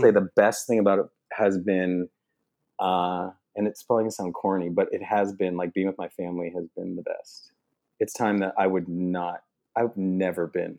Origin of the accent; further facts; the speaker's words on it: Canada; moved away as an adult; also born or lived in Los Angeles, United States / Toronto, Canada; in LA for years, and then I got a place here in Toronto. I'm originally from Canada.